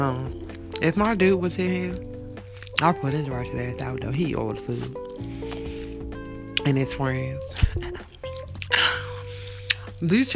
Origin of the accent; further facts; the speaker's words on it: Landover, Maryland, United States; I'm from Landover.